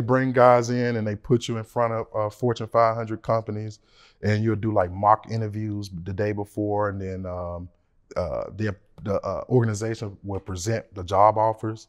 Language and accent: English; Memphis, Tennessee, United States; I'm from Memphis, Tennessee